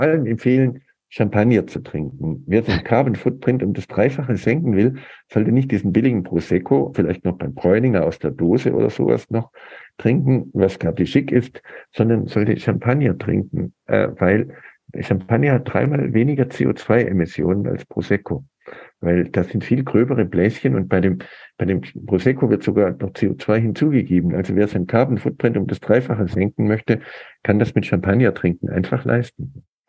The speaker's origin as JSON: {"language": "German", "country": "United States", "tie": "born or raised there", "moved": "yes", "said": "ich bin in den USA groß geworden"}